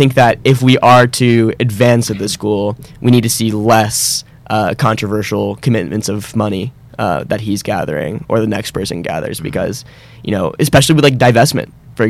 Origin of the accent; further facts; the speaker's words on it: West Palm Beach, Florida, United States; moved away as an adult; now in Boston, United States; I'm from West Palm Beach, Florida.